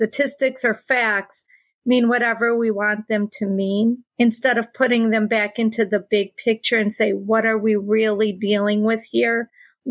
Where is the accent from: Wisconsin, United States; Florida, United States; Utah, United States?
Wisconsin, United States; Little tiny town. If you drew a triangle from Green Bay to Milwaukee to Madison, I would be right in the center of that triangle.